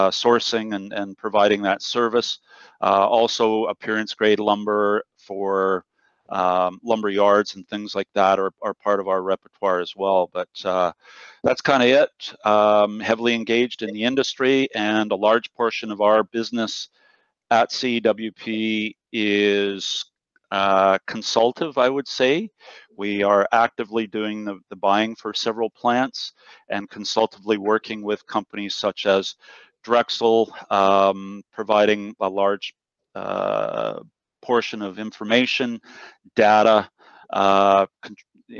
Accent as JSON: {"language": "English", "country": "Canada", "also_born_or_lived": "Victoria, British Columbia, Canada", "said": "being Canadian"}